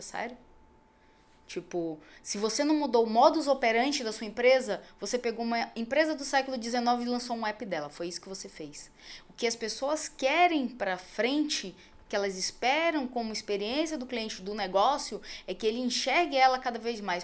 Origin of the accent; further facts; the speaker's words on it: Manaus, Amazonas, Brazil; moved away as an adult; eu saí de Manaus. Porque assim, era muito fácil conseguir as coisas porque eu era filha da doutora